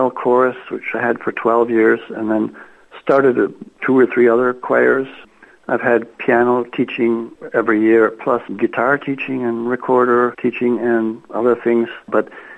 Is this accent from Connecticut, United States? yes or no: no; Eau Claire, Wisconsin, United States; moved away as an adult; now in Finland; I grew up in Eau Claire, Wisconsin